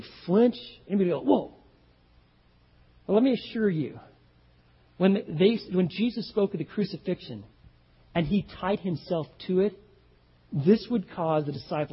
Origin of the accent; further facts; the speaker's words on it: Texas, United States; I'm from Texas